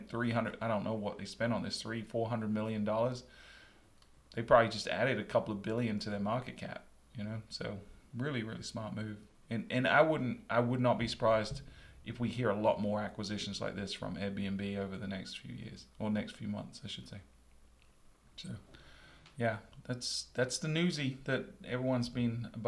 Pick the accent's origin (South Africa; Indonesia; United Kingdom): United Kingdom; England; now in United States; I'm from England